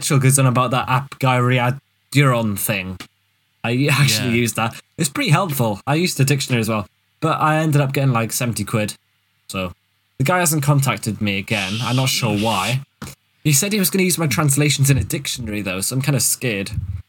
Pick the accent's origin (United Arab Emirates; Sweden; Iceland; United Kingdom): United Kingdom; Wales; also born or lived in Cardiff / Swansea; I was born and bred in Wales. And I physically went down the coal mines where I learnt Welsh. And then I lived in Cardiff and in Swansea.